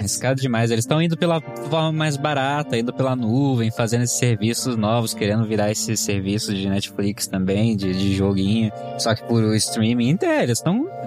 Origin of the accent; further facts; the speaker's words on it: Brazil; Eu sou brasileiro.